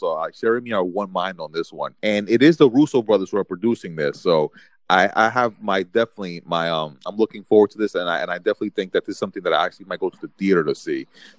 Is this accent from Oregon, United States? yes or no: no; New York City, New York, United States; being a New Yorker, I just really love seeing New York City at night.